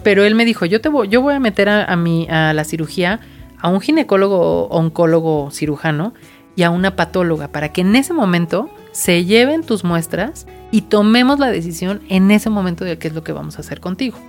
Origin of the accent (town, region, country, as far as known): Mexico; also born or lived in Querétaro